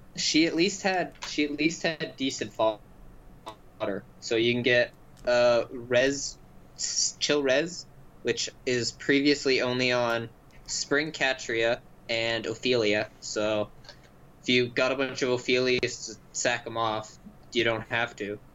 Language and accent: English; Canada; we're Canadian